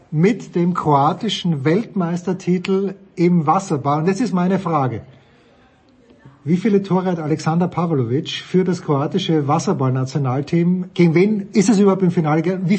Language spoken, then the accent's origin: German; Austria; muss ich mir ein bisschen Sorgen machen als Österreicher vor der, vor der EM.